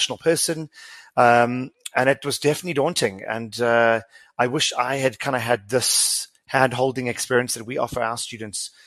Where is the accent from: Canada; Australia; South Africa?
South Africa; as a South African